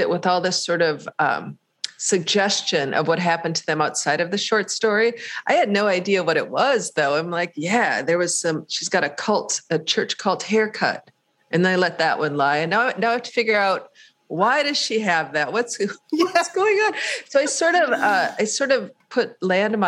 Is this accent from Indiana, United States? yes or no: no; St. Cloud, Minnesota, United States; also born or lived in Paynesville, Minnesota; It was St. Cloud, Minnesota, which is now a city of population 63,000 in central Minnesota